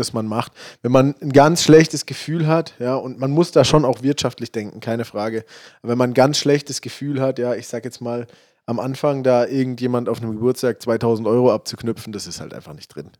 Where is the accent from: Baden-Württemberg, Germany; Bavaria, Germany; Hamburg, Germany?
Baden-Württemberg, Germany; Freiburg; ich komme ja aus Freiburg